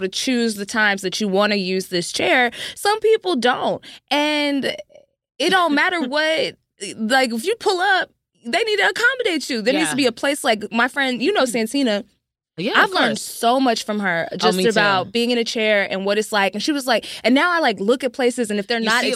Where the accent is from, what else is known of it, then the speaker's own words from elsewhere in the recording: the South, United States; We're from the South